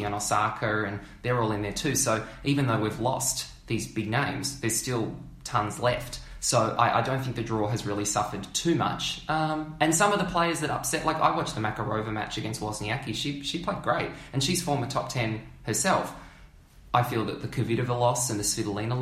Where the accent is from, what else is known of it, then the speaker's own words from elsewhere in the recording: Melbourne, Victoria, Australia; born and bred in Melbourne